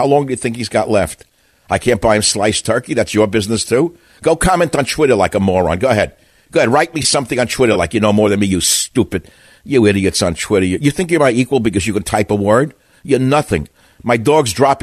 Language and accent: English; New York City, New York, United States; I grew up in New York City where I had to learn how to talk to everybody as quickly as I could to avoid getting killed